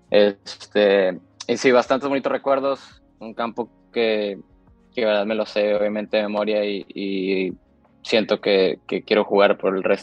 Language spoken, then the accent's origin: Spanish; McAllen, Texas, United States; born there; yo, yo de hecho nací en McAllen, en, en Texas, una ciudad fronteriza.